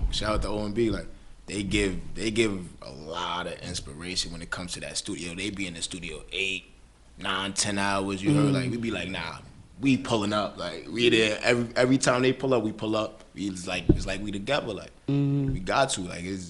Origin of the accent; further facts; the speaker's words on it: New York City, New York, United States; I'm from Katona Park, you heard, East Side, 73173rd, Katona, Boston Road, we out here, that's where we come from.